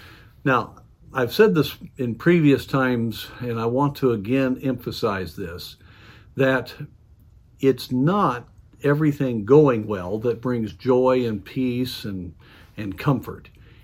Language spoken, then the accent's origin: English; United States; As American Christians, we don't face a lot of it.